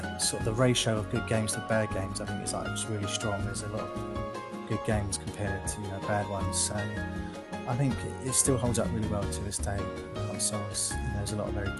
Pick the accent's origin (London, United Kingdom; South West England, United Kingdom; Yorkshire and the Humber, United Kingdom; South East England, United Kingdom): London, United Kingdom; now in Essex, United Kingdom; I was born and raised in London, England. I currently live in Essex in England